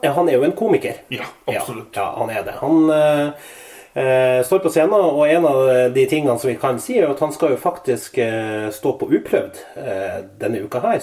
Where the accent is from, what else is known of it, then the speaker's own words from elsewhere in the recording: Northern Norway, Norway; now in Trondheim, Norway; Jeg er født, oppvokst i Nord-Norge